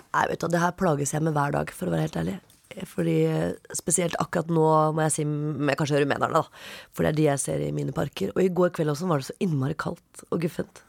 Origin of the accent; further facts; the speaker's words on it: Oslo, Norway; jeg er fra Oppsal.